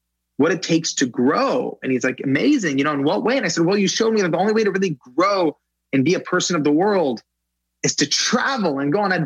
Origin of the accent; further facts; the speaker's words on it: Los Angeles, California, United States; also born or lived in Iran (family); I'm from Los Angeles